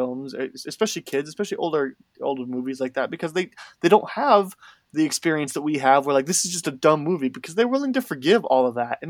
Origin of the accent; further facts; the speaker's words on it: outside of Chicago, Illinois, United States; I grew up 40 minutes outside of Chicago